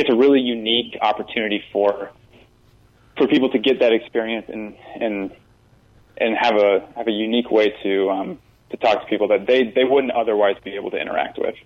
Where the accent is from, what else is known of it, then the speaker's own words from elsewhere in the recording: Iowa, United States; moved away as an adult; now in West Virginia, United States; I come from Iowa